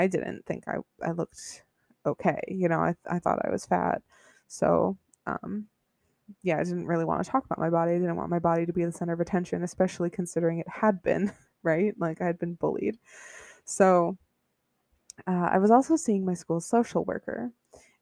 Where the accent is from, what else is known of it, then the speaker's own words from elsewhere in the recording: Buffalo, New York, United States; I grew up in Buffalo, New York. It's like upstate New York near Niagara Falls